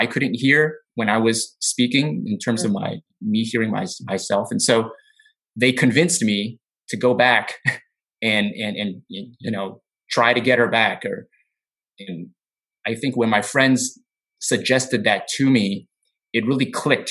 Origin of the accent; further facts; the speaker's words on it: United States; I was born and raised in the United States